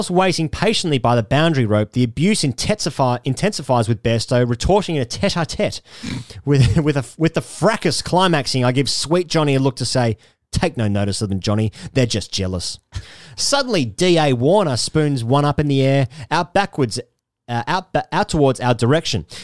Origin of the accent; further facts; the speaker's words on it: Oxford, South East England, United Kingdom; Even though I've always lived and been privately educated in Oxford, as my accent suggests.